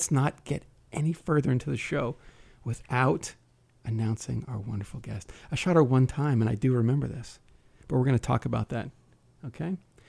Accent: New Jersey, United States; I grew up in Jersey.

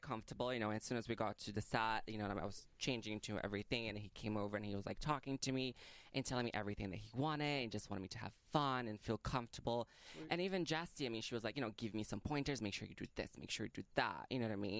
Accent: Brazil; now in Boston, United States; I'm from Brazil, but I live in Boston.

